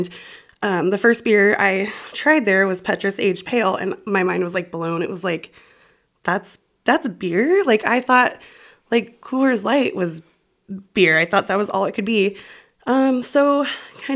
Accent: California, United States; moved away as an adult; now in Baraboo, United States; I'm originally from California, born and raised

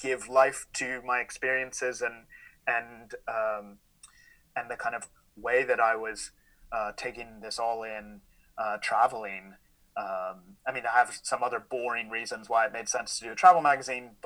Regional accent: Philadelphia, Pennsylvania, United States; moved away as an adult; now in Glasgow, United Kingdom; I'm from Philadelphia, but I've lived on and off in the UK for the last 11 years.

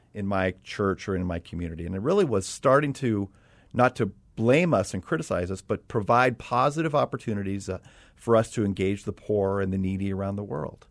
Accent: Los Angeles, California, United States; moved away as an adult; I'm from Los Angeles

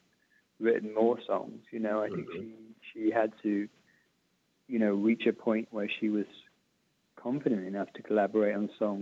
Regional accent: United Kingdom; as a Brit

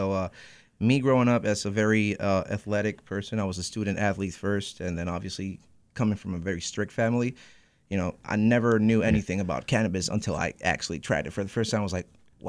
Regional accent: Puerto Rico; moved away as an adult; now in Holyoke, United States; I was born in Puerto Rico

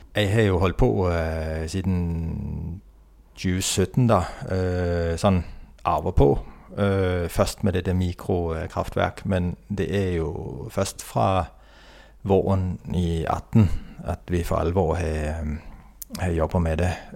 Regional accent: Denmark; Norwegian is a second language; moved away as an adult; also born or lived in Oslo, Norway; now in Herøy, Norway; så er jeg jo dansk, da. Og har vokst opp og studert til Utdanna meg til ingeniør i Danmark.

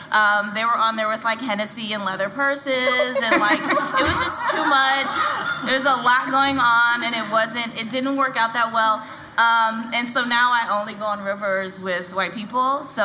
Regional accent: Philadelphia, Pennsylvania, United States; also born or lived in New York City; now in Portland, United States; So I'm originally from Philadelphia. I moved here from New York City. I lived in New York for 10 whole years.

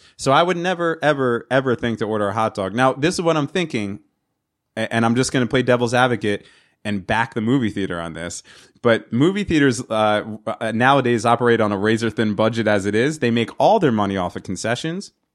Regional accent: New York area, United States; I'm from the New York area

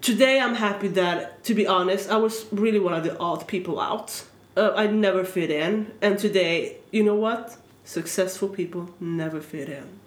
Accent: Sweden; moved away; I am born and raised here

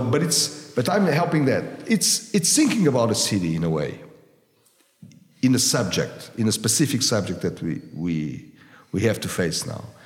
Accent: Lisbon, Portugal; now I'm from Lisbon

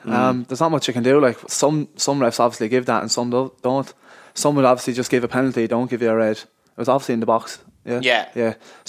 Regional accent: Carrick-on-Suir, Munster, Ireland; I've actually said sometimes I'm from Waterford just to, you know, make it easier, because people don't really know Tip, but no, I am from Tipperary.

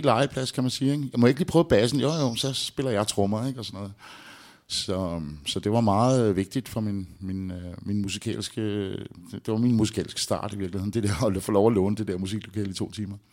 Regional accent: Albertslund, Capital Region of Denmark, Denmark; ude i Albertslund, hvor jeg voksede op

